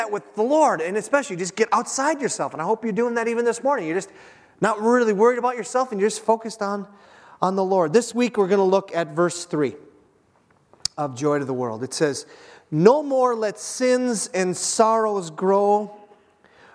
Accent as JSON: {"language": "English", "region": "Minnesota", "country": "United States", "said": "we're from Minnesota"}